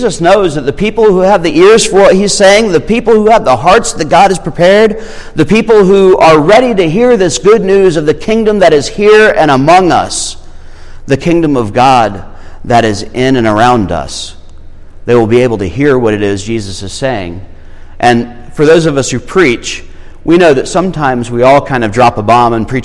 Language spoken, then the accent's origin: English; Irmo, South Carolina, United States; I'm from Irmo